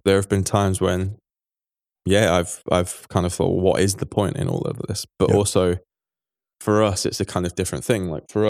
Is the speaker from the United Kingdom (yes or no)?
yes; Manchester, North West England, United Kingdom; Like, you know, I grew up in Manchester and I saw Man City go to some very, very, very